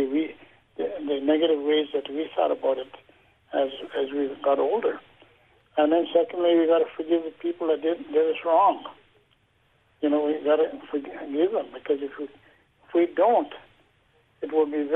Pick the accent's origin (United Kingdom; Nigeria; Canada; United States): Canada; I represent all the survivors of Canada